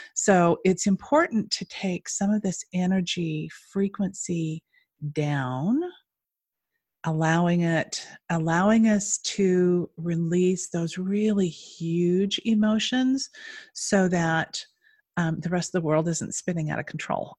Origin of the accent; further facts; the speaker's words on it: Utah, United States; moved away; I'm originally from Utah